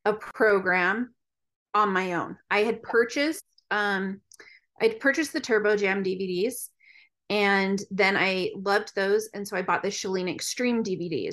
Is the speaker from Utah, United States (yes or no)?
yes; Utah, United States; I grew up in Utah.